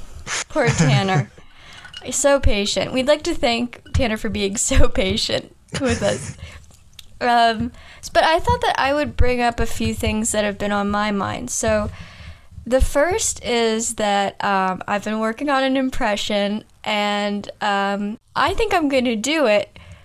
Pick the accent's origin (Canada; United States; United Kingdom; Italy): United Kingdom; I'm British.